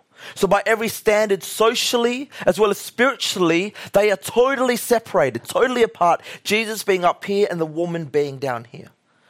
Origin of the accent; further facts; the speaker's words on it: Australia; We're all Australian. Woo, yeah, Australia was.